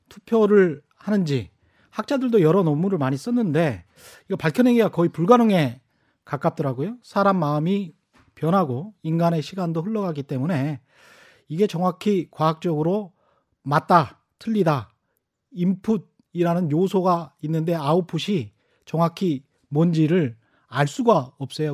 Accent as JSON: {"language": "Korean", "town": "Yeosu", "region": "South Jeolla", "country": "South Korea", "tie": "born or raised there", "said": "저는 전라남도 여수"}